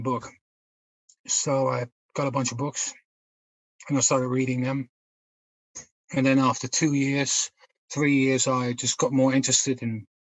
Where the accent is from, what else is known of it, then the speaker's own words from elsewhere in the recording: Netherlands; moved away as an adult; now in United Kingdom; I'm originally from the Netherlands, but I'm based in the UK for the last almost 30 years.